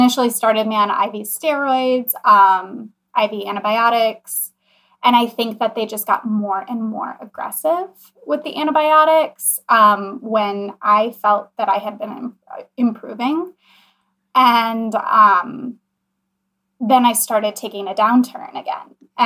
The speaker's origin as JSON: {"language": "English", "town": "Kenosha", "region": "Wisconsin", "country": "United States", "tie": "born or raised there", "said": "my hometown, which is Kenosha, Wisconsin"}